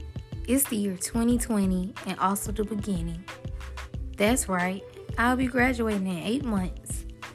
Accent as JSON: {"language": "English", "town": "Dublin", "region": "Georgia", "country": "United States", "tie": "born or raised there", "said": "I was heading out the door to my new school in my hometown, Dublin, Georgia."}